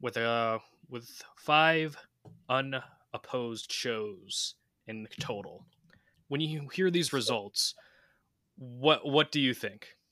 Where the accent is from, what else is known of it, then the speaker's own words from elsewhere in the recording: New York, United States; we're from New York